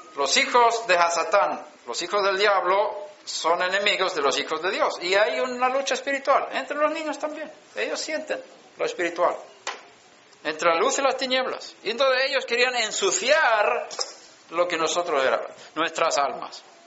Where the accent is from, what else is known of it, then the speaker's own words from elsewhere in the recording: Sweden; moved away; Yo estaba en Suecia, nací en Suecia